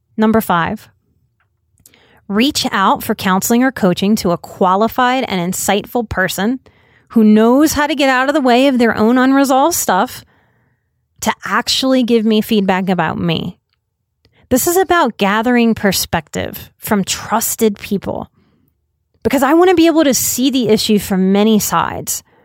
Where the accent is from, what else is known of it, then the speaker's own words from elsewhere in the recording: United States; As an American culture